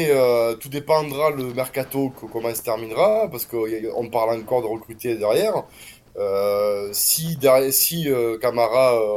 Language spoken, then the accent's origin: French; Marseille, Provence-Alpes-Côte d'Azur, France; je suis un Marseillais objectif.